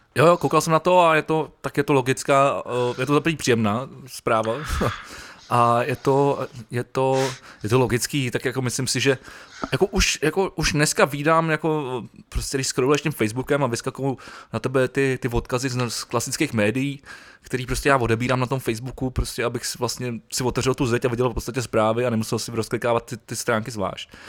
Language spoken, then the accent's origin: Czech; Prague, Czechia; já jsem, já jsem Pražák